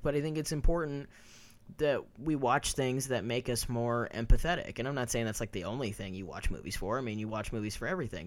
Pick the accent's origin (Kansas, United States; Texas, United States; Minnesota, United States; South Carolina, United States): Kansas, United States; moved away as an adult; also born or lived in New York; now in Los Angeles, United States; I had never lived anywhere outside of Kansas